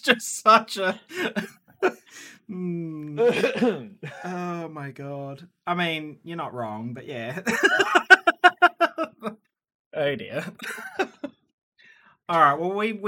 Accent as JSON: {"language": "English", "country": "Australia", "moved": "yes"}